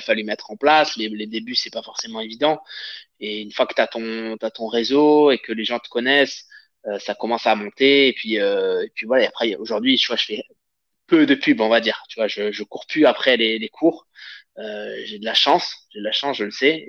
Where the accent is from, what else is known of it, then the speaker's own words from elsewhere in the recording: Avignon, Provence-Alpes-Côte d'Azur, France; moved away as an adult; now in Paris region, France; je viens d'Avignon